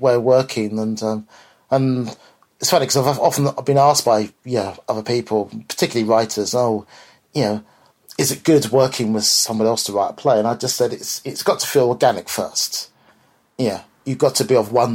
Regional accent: London, United Kingdom; I grew up in West London

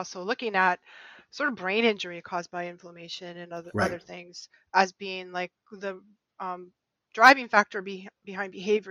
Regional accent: New England, United States; I'm from New England and we're Puritans over here.

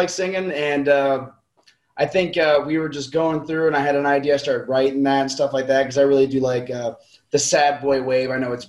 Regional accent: about 30 minutes from Texas, the South, United States; Okay, so I was born in the South.

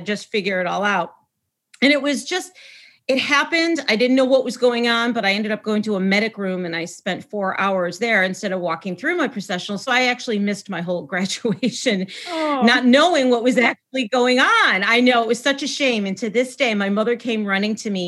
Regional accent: Syracuse, New York, United States; So I hail from upstate New York. I'm actually from Syracuse

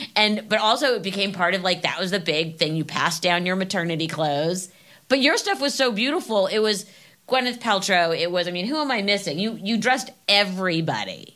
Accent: Los Angeles, California, United States; I grew up in LA.

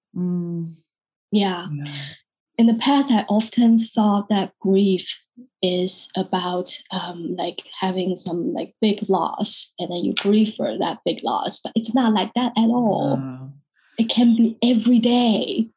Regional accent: Taiwan; moved away as an adult; also born or lived in London, United Kingdom; now in San Francisco, United States; I'm born and raised in Taiwan, even though I live in the US in San Francisco, but I'm 100% Taiwanese

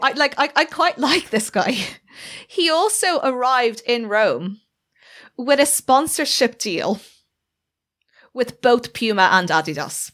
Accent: Ireland; we are both Irish

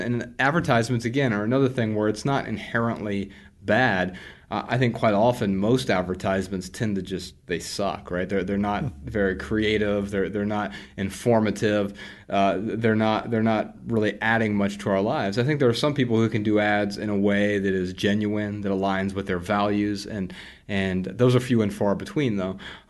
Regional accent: Dayton, Ohio, United States; I grew up really poor in Dayton, Ohio, on food stamps and welfare, government assistance, you know, WIC programs

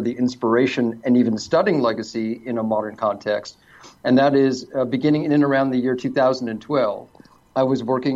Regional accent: Toronto, Ontario, Canada; moved away as an adult; now in Los Angeles, United States; I'm originally from Toronto, Canada, but I've been living in mostly sunny Los Angeles

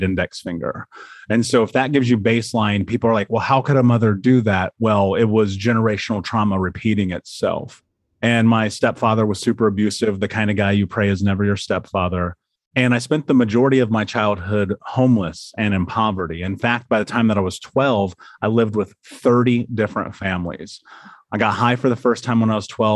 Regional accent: United States; I grew up in America.

